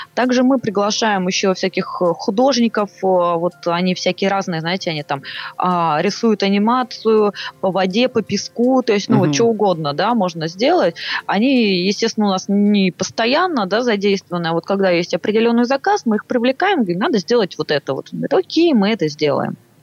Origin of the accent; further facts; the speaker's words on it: Saint Petersburg, Russia; moved away as an adult; now in Moscow, Russia; я из Питера